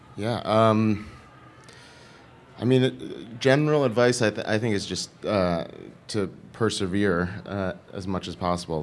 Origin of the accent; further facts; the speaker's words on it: New York, United States; also born or lived in Los Angeles; I'm from New York